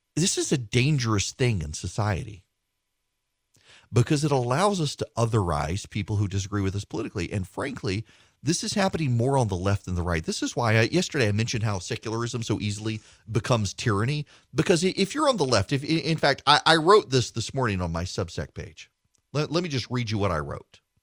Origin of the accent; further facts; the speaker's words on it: Louisiana, United States; We're both from Louisiana